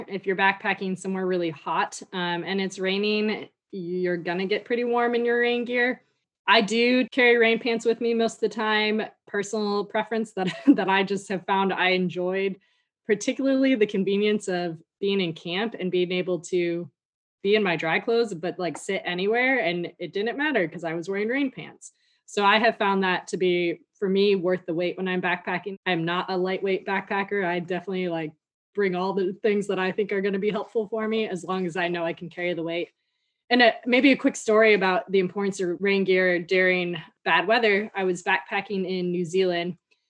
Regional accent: Midwest, United States; Growing up in the Midwest, never wore a hat unless I was like going sledding for hours.

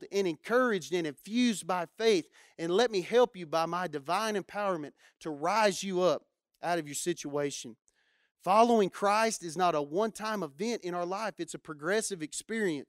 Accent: Matador, Texas, United States; where I grew up in Matador, we didn't have a whole lot of things going on. I grew up with a population of about 500 people

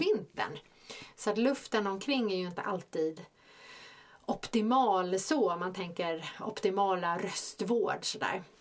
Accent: Stockholm, Stockholm County, Sweden; vi är båda från Stockholm

